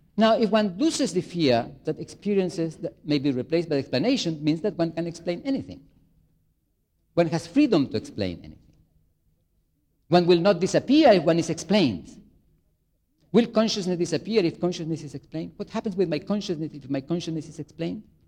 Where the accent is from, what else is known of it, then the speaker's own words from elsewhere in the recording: Chile; moved away; I come from Chile, South America, very far away